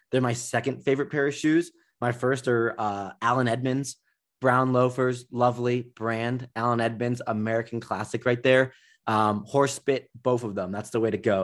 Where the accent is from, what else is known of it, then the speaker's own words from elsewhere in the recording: Nigeria; I'm from Nigeria